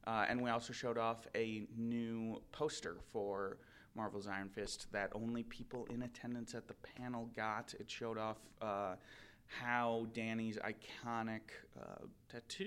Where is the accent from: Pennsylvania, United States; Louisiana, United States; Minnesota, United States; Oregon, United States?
Minnesota, United States; accent: Minnesotan; my Minnesotan accent